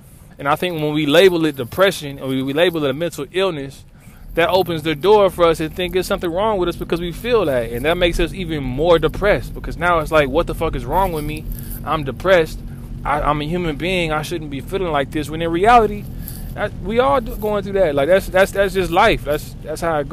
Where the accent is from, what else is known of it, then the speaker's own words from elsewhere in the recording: Lawton, Oklahoma, United States; now in Oklahoma City, United States; I come from Lawton, you know. And when I came to Oklahoma City